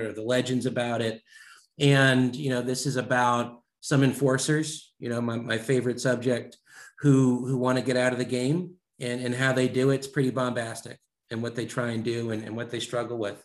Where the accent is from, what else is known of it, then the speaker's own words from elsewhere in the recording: Maryland, United States; moved away as an adult; now in Springfield, Virginia, United States; I'm a Maryland boy, born and raised in Maryland